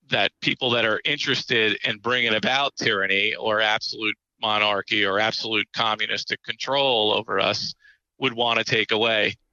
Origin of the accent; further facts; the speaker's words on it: New York, United States; Uh, being a New Yorker, I just when his voice comes oh. on